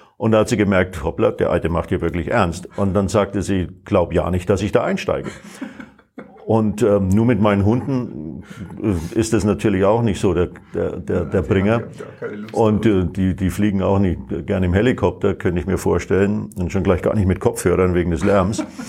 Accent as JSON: {"language": "German", "town": "Bayreuth", "region": "Bavaria", "country": "Germany", "tie": "born or raised there", "also_born_or_lived": "Phoenix", "moved": "yes", "said": "in meiner Heimatstadt in Bayreuth"}